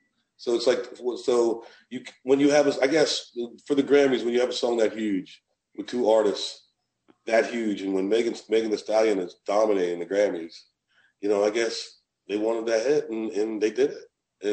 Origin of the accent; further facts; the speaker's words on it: Southern United States, United States; And I'm so proud of being a Southerner that made it even more cool.